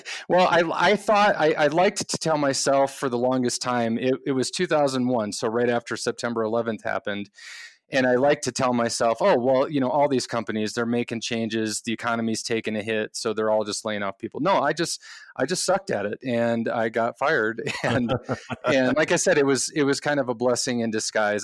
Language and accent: English; Midwest, United States; moved away as an adult; also born or lived in California; we grew up in the Midwest, my wife